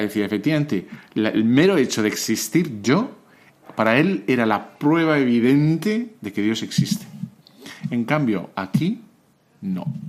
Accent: Spain

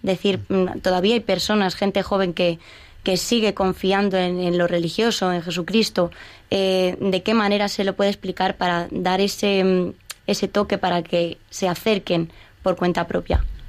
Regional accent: Getafe, Community of Madrid, Spain; yo como getafense que soy

